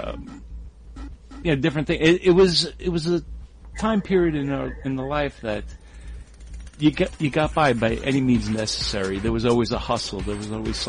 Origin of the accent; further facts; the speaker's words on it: New York, United States; growing up in New York